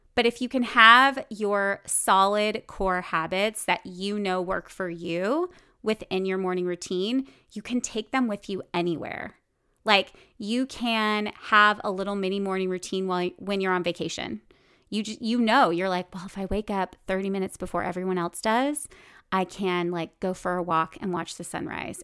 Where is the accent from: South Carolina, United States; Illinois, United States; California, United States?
California, United States; Bakersfield; moved away as an adult; also born or lived in New York City; I grew up in Bakersfield, California, in the central part of California where you drive everywhere